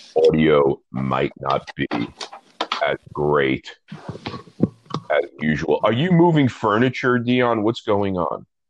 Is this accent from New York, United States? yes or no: yes; New York City, New York, United States; I'm from Brooklyn, and I'm from Brooklyn in the 80s, the 1980s, to be clear. And the guy who did my hair was the guy who did my dad's hair